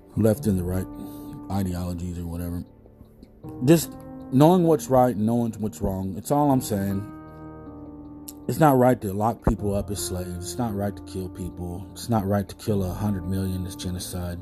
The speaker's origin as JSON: {"language": "English", "country": "United States", "said": "We're American"}